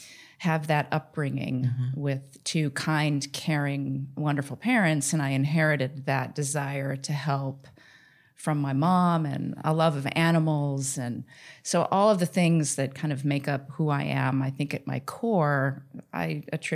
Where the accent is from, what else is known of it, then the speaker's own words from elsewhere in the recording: Denver, Colorado, United States; I grew up in Denver, and I'm adopted.